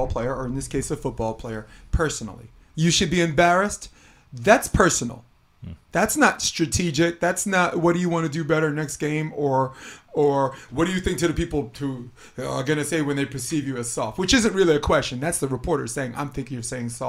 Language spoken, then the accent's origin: English; New York, United States; now in California, United States; I live in California. I'm from New York.